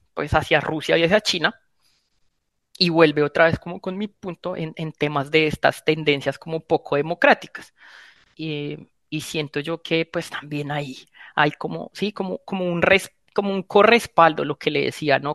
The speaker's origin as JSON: {"language": "Spanish", "country": "Colombia", "said": "como colombianos"}